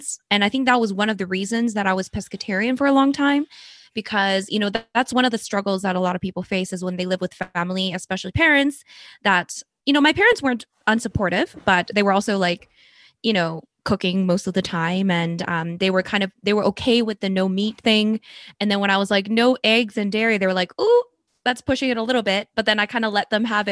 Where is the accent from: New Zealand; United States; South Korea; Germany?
South Korea; moved away; I was born in Korea